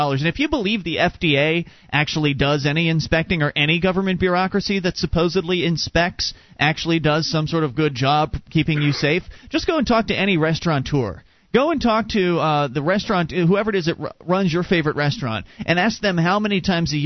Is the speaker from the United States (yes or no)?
yes; Florida, United States; moved away as an adult; now in Keene, United States; we moved about 9 months ago from Florida. We were born and raised there, up here to Keene